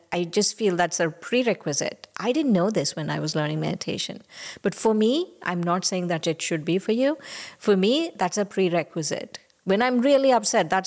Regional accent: India; now in United States; when I was growing up in India, we went to yoga

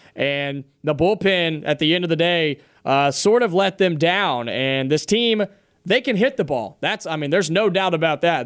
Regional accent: Ohio, United States; now in Alabama, United States; growing up in Ohio

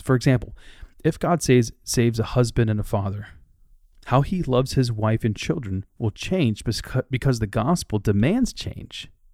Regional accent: Dubuque, Iowa, United States; moved away; also born or lived in Twin Cities, Minnesota / Raleigh-Durham-Chapel Hill, North Carolina; Since moving from my hometown of Dubuque, Iowa

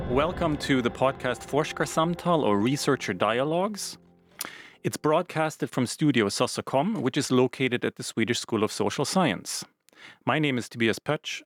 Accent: Canada; now in Finland; I grew up in Canada, quite close to uh, native peoples, indigenous peoples' reservations.

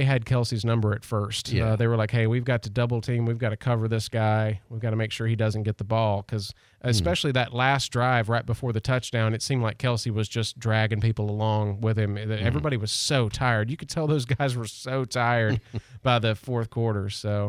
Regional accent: the South, United States; I'm from the South

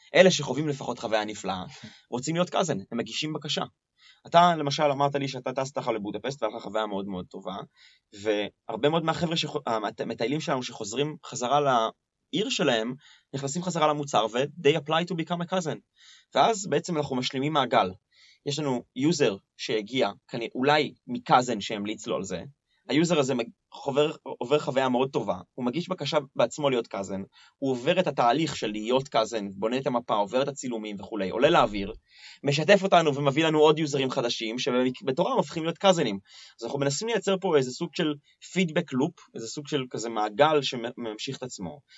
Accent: Tel Aviv, Tel Aviv District, Israel; כי תל אביבי

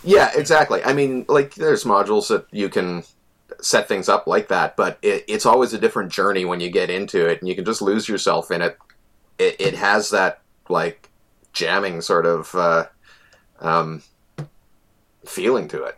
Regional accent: Selkirk, Manitoba, Canada; moved away; also born or lived in Winnipeg; I, am an ex-Winnipegger, an expat. Uh, I grew up in Selkirk

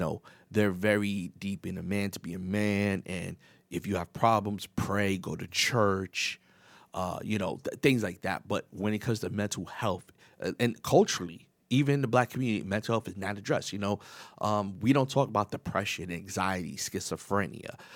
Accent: New York City, New York, United States; I was raised in New York, the Bronx

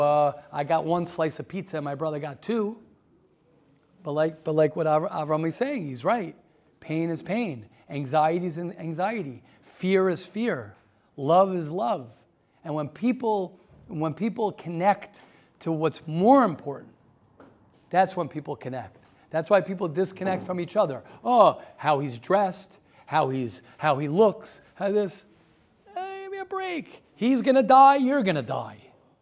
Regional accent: Baltimore, Maryland, United States; I'm from Baltimore

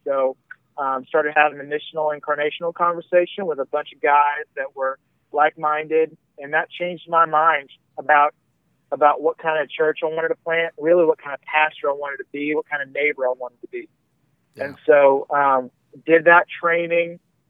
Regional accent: Midwest, United States; also born or lived in Columbus, Ohio; We're Midwestern people.

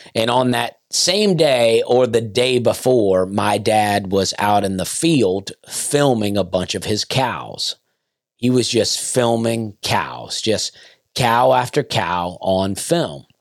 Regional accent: Opelika, Alabama, United States; also born or lived in Lafayette, Alabama / Penton, Alabama; I grew up in Opelika, but my parents were divorced and my dad lived right outside of Lafayette in a small community called Pennon

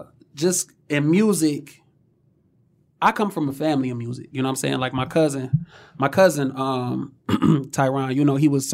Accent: Oak Park, Michigan, United States; I actually grew up in Oak Park. I started out on Puritan in Wyoming.

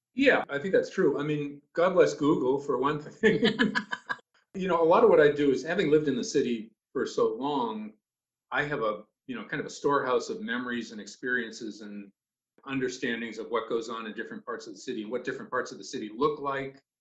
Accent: Boston, Massachusetts, United States; moved away as an adult; now in Cape Elizabeth, United States; I grew up in Boston

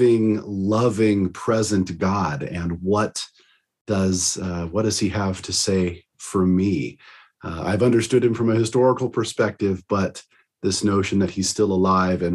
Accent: Arizona, United States; I'm from originally from the state of Arizona

